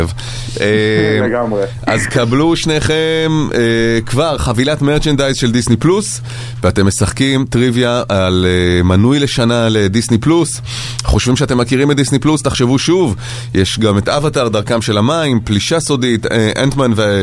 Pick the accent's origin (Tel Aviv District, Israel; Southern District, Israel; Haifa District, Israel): Tel Aviv District, Israel; Herzliya; בן מהרצליה, בן 31.